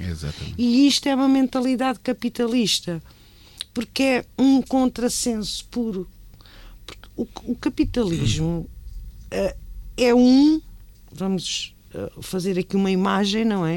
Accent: Tomar, Santarém District, Portugal; a minha terra claro. e Tomar

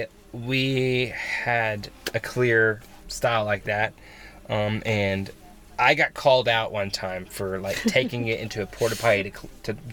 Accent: Oklahoma, United States; moved away; I grew up in Oklahoma

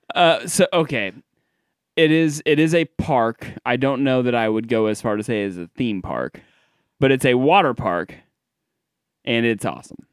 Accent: Des Moines, Iowa, United States; I'm from Des Moines

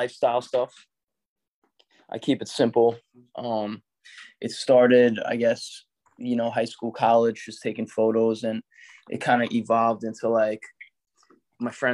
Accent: New York City, New York, United States; also born or lived in Miami, Florida; Technically, I was born in Miami and my parents moved to New York when I was like 6 months old. So I spent 43 years in New York.

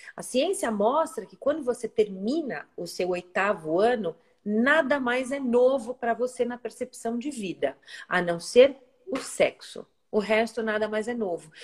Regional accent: São Paulo, Brazil; moved away as an adult; now in Ilhabela, Brazil; nascida e criada em São Paulo, mas hoje resido em Ilhabela

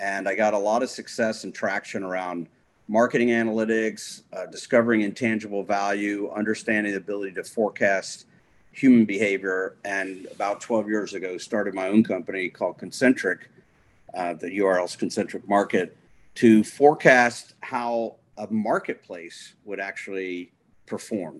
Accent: Atlanta, Georgia, United States; I grew up in Atlanta, Georgia

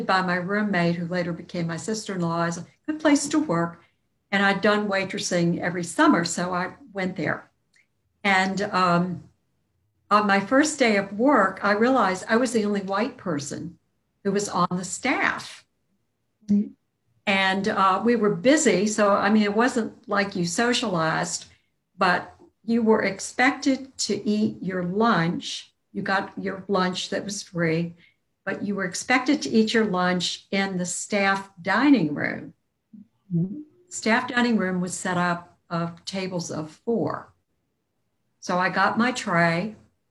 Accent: Virginia Beach, Virginia, United States; also born or lived in Norfolk, Virginia; I was born in Norfolk and raised in Virginia Beach from my second year of life through college

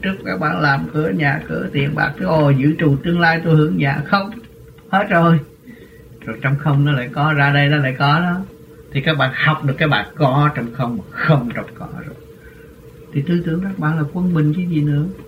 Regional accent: Vietnam

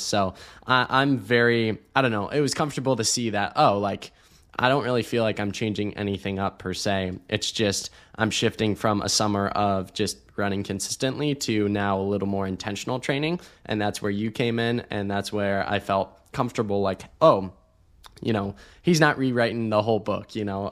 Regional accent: Ohio, United States; now in Austin, United States; growing up in Ohio

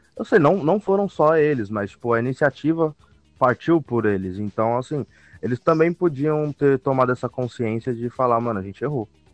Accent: Guarulhos, São Paulo, Brazil; a minha terra

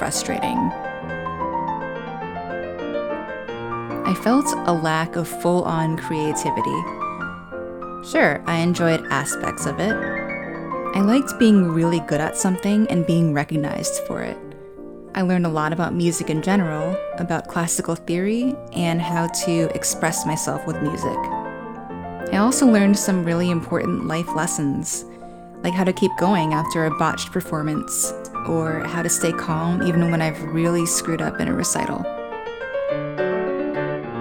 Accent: South Brunswick, New Jersey, United States; I was born and raised in South Brunswick, New Jersey

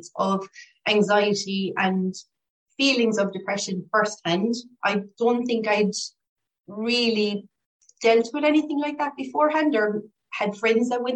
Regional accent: Limerick, Munster, Ireland; I'm from Limerick, born in Limerick, and I've just your standard Irish family

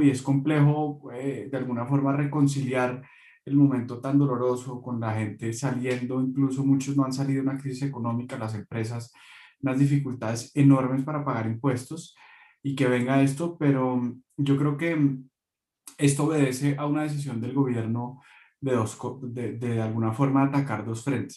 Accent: Bogotá, Colombia; un bogotano de 31 años

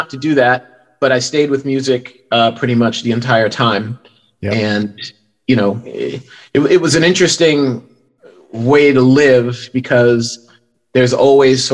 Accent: New York City, New York, United States; moved away as an adult; also born or lived in Bronx, New York / Englewood, New Jersey / Fort Lee, New Jersey / Connecticut; From the Bronx, we moved to Queens, Jackson Heights, Queens, when I was 3

